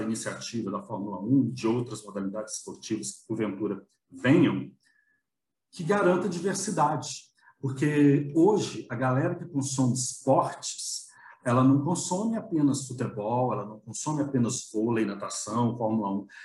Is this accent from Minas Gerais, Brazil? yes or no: yes; Belo Horizonte, Minas Gerais, Brazil; em B H, nós tínhamos um sinal de captação da Band